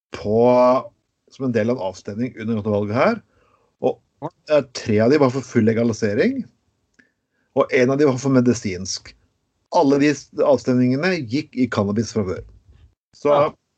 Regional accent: Skien, Telemark, Norway; Jeg vokste opp i Skien

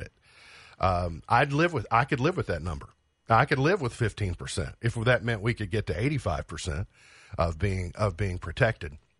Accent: United States; I'm an American

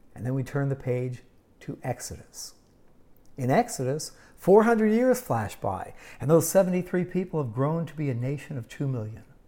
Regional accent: Pittsburgh, Pennsylvania, United States; also born or lived in Yuma, Arizona / Arizona; now in San Diego, United States; growing up in Pittsburgh

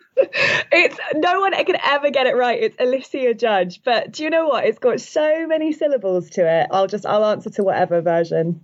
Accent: United Kingdom; I'm so British

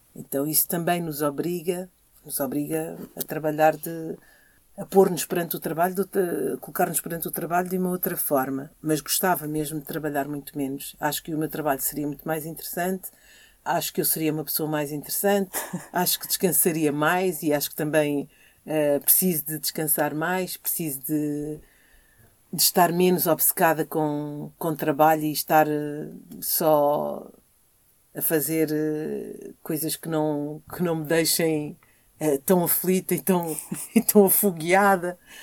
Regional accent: Lisbon, Portugal; also born or lived in Angola; quando eu vivia aqui na Rua de São Paulo, eu vivia num prédio em que viviam só famílias como a minha, em que o pai era timorense e a mãe era angolana

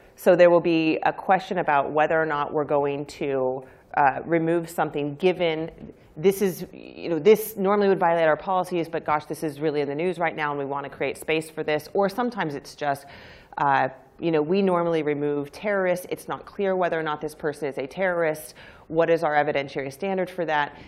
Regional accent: United States; I'm American

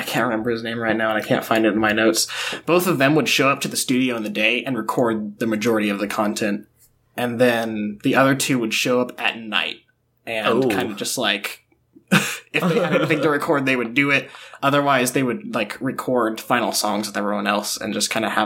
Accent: Huntsville, Alabama, United States; moved away; I was in Huntsville, my hometown

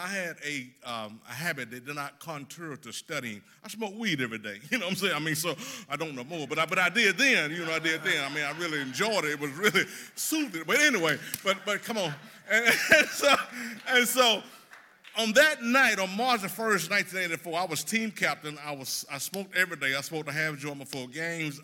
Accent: South Mississippi, United States; moved away as an adult; also born or lived in Dixon; now in Nashville, United States; I grew up in South Mississippi

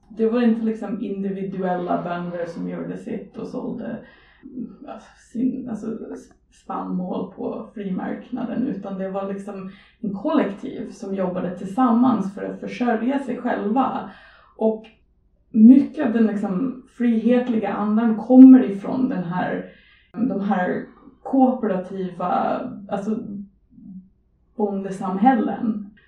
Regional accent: Edmonton, Alberta, Canada; Swedish is a second language; now in Sweden; jag kommer från Edmonton

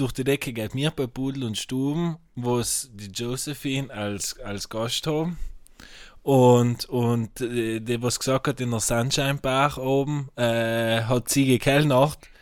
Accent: South Tyrol, Trentino-Alto Adige, Italy

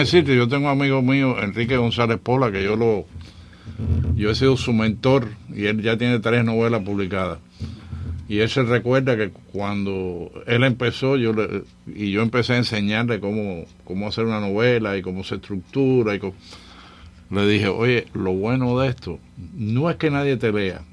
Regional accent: Cuba; now in Miami, United States; yo crecí con primos allá en la Sierra Maestra

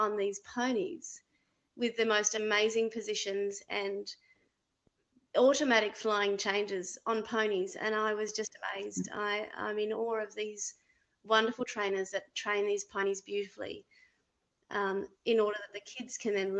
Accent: Australia; now in Canada; I'm an Australian coach

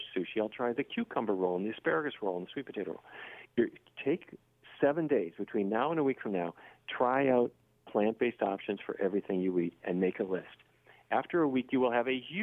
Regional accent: Fargo, North Dakota, United States; I grew up in Fargo, North Dakota, which is the land of roast beef

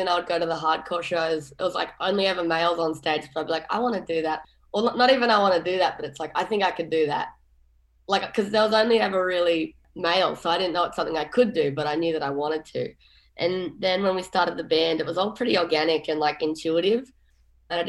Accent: Mullumbimby, New South Wales, Australia; I grew up in Mullumbimby, which is a town in northern New South Wales.

